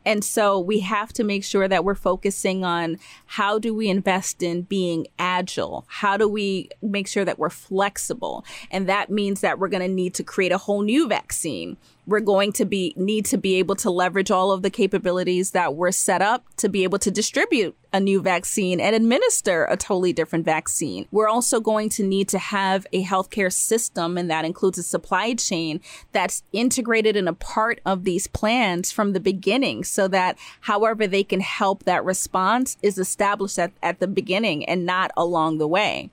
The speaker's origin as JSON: {"language": "English", "town": "New York City", "region": "New York", "country": "United States", "tie": "born or raised there", "said": "I was born in the United States, born in Brooklyn"}